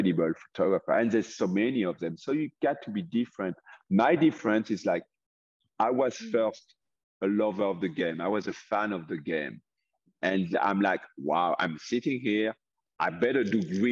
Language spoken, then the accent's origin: English; France; English is a second language; moved away as an adult; also born or lived in California; now in Tennessee, United States; There was a professional basketball team in my hometown in France